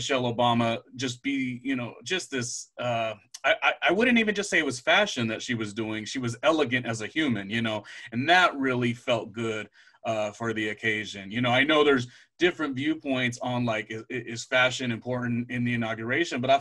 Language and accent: English; California, United States; I grew up in California